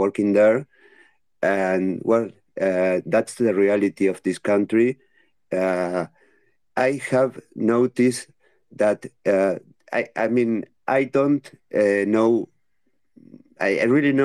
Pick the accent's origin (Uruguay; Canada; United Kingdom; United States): Uruguay; I am from Uruguay.